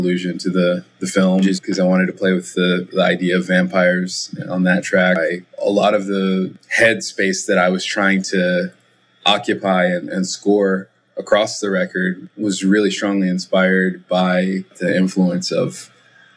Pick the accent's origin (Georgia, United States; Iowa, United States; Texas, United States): Texas, United States; Austin; I'm from Austin, Texas